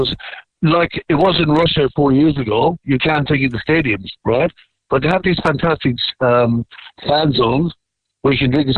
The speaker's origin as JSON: {"language": "English", "area": "Youghal", "region": "Munster", "country": "Ireland", "said": "I'm from the best town in Ireland. I'm from York"}